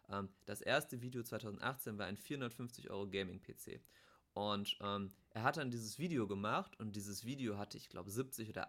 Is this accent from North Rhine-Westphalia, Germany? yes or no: yes; Bochum, North Rhine-Westphalia, Germany; also ich komme ja aus Bochum, der kam auch aus dem Ruhrgebiet